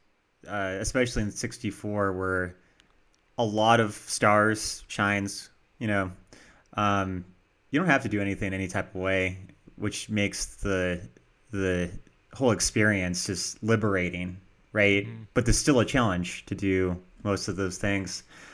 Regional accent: Denver, Colorado, United States; we're from Denver, by the way.

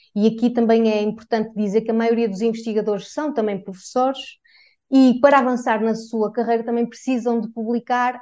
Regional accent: Portugal; enquanto portuguesa

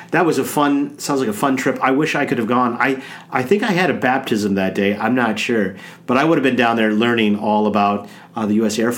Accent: Omaha, Nebraska, United States; Gerald Ford was actually born in my hometown, I Omaha, Nebraska.

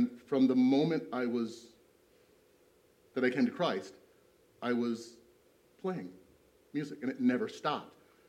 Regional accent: East Moline, Illinois, United States; I grew up in East Moline

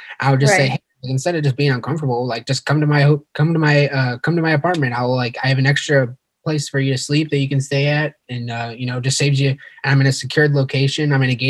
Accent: St. Louis, Missouri, United States; also born or lived in Ukraine / Philadelphia; my hometown of St. Louis. Here in St. Louis

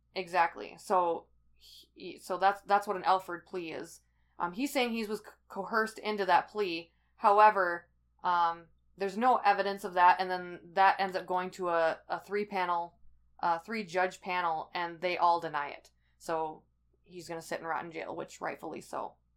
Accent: Midwest, United States; it's my hometown

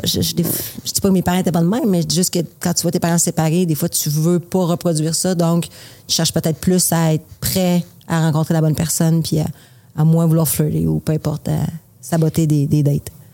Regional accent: Quebec City, Quebec, Canada; je viens de Québec

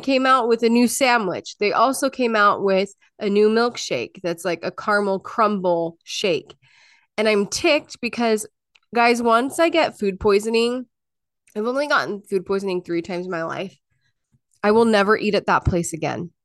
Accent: Utah, United States; moved away; I grew up in Utah.

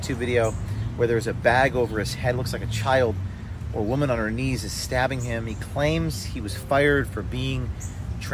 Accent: Bergen County, New Jersey, United States; I'm from Bergen County, New Jersey.

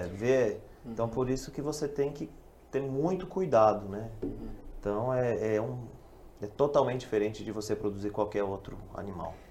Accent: Toledo, Paraná, Brazil; moved away; eu não sou da região, eu sou da região de Toledo

